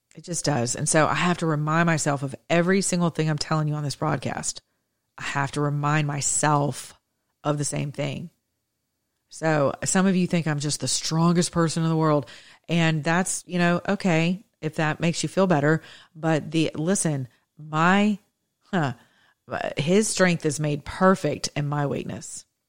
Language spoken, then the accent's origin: English; the South, United States; I'm from the South.